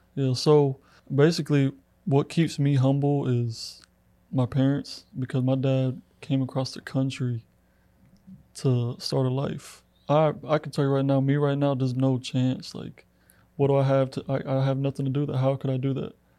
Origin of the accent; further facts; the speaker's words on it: Clermont, Florida, United States; moved away as an adult; now in LaGrange, United States; I'm originally from Orlando, Florida, a little town called Claremont